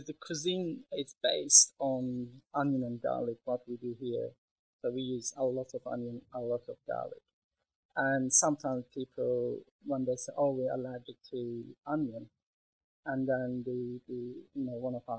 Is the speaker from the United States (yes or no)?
no; Istanbul, Turkey; now in Melbourne, Australia; So I was born in Istanbul, grew up in Istanbul, and also studied tourism and hotel management in Istanbul.